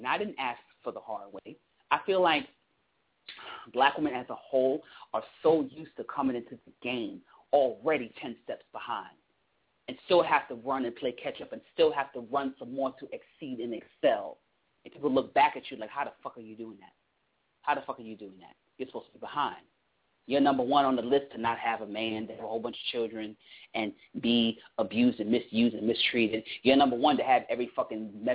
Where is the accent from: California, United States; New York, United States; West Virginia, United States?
New York, United States; New York City; I was born in Brooklyn